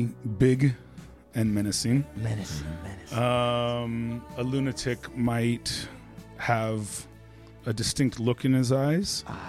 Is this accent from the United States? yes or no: yes; Hollywood, California, United States; We're from Hollywood, so we rode our bikes.